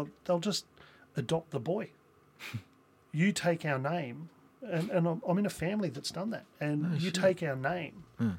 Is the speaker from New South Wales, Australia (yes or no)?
yes; Newcastle, New South Wales, Australia; now in Western Australia, Australia; where I'm from in Newcastle